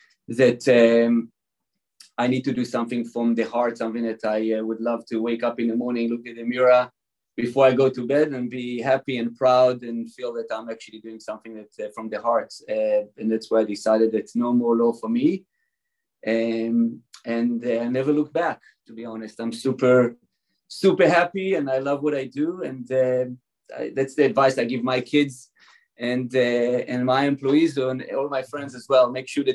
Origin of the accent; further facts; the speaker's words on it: Israel; English is a second language; now in California, United States; You can probably hear from my accent, I wasn't born in California exactly. I don't know how, I can't get rid of my accent. So I was born and raised in Israel.